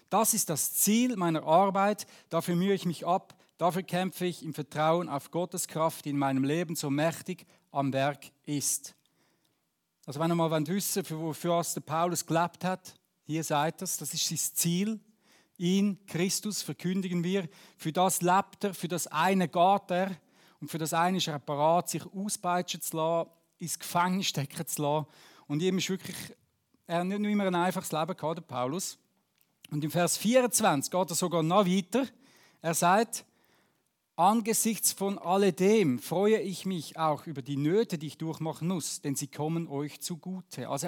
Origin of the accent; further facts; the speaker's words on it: Zurich, Switzerland; now in Beatenberg, Switzerland; ich wohne in Beatenberg, aber wenn ihr gehört, ich komme ja nicht ursprünglich aus Beatenberg, wir kommen von Zürich-Unterland, aber wohne doch schon acht Jahre, das achte Jahr in Beatenberg.